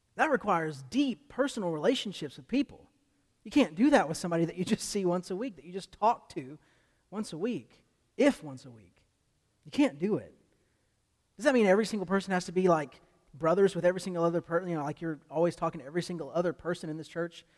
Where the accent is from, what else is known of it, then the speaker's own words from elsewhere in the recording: United States; as American Christians